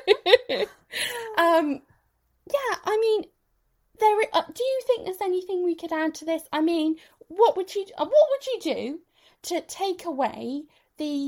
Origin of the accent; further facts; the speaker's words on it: West Country, South West England, United Kingdom; we're from the West Country, and for that particular type of shoes, we use the word daps.